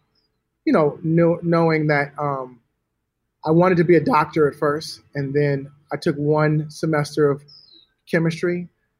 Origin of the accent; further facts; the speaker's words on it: Los Angeles, California, United States; also born or lived in Atlanta; I'm from LA. I'm from Hollywood